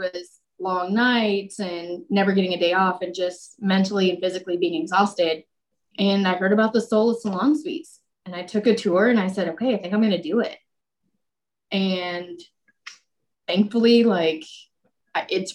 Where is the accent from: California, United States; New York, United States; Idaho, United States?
California, United States; El Cajon; I grew up in El Cajon